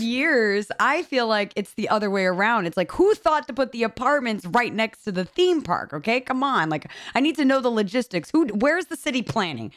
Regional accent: New York, United States; being a New Yorker

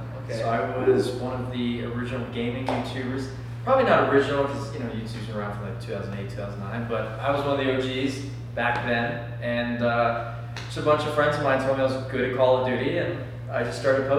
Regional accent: Chesterfield, Virginia, United States; Chesterfield, Virginia.

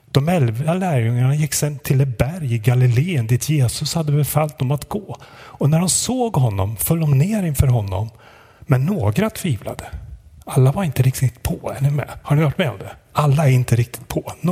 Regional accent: Sundsvall, Västernorrland County, Sweden; vi har sprungit på varandra på lite olika sätt i Sundsvall där jag kommer ifrån och fick frågan om jag ville komma hit till er idag.

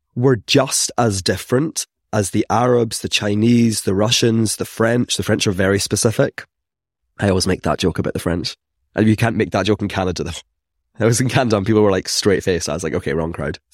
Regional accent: Scotland, United Kingdom; accent: Scottish; growing up in Scotland, you can tell from my accents that I'm not from here

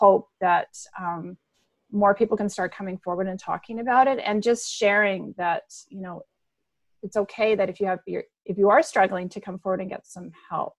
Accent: Memphis, Tennessee, United States; moved away as an adult; now in Canada; I grew up in Memphis

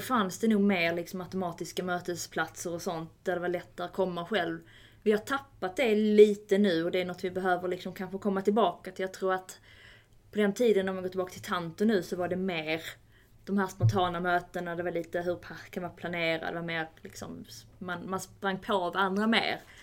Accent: Malmö, Skåne, Sweden; moved away as an adult; now in Stockholm, Sweden; som ni kanske kommer att höras, jag kommer från, från Malmö ursprungligen. Har bott i Stockholm dock i snart tio år.

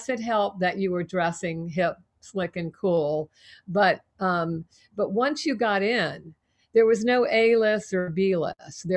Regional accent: Savannah, Georgia, United States; moved away as an adult; I grew up in Savannah

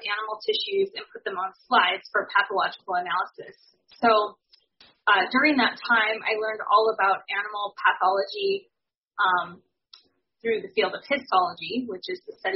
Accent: Spokane, Washington, United States; I grew up in Spokane, Washington, in the city.

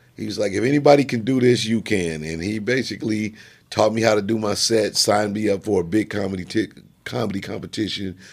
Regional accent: Jefferson City, Missouri, United States; I was born in Jefferson City, Missouri

